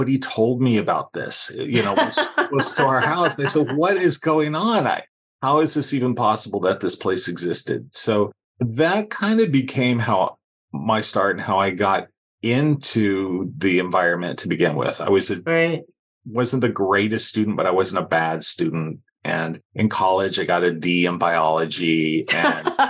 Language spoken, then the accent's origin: English; Los Angeles, California, United States; I grew up in Los Angeles